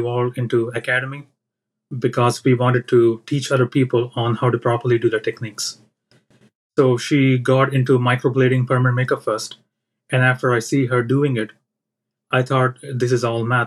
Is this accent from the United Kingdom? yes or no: no; India; moved away as an adult; now in United States; I'm from India